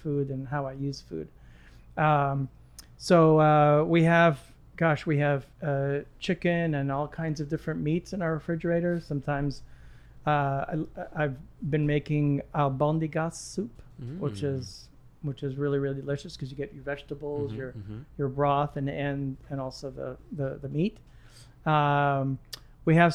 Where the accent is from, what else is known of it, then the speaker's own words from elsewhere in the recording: Lebanon; moved away; also born or lived in Egypt; I was born in Egypt, raised in Lebanon